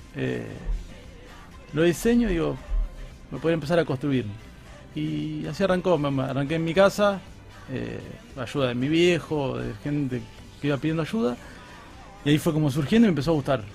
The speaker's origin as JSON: {"language": "Spanish", "country": "Argentina", "tie": "born or raised there", "moved": "as an adult", "said": "yo soy de Uves"}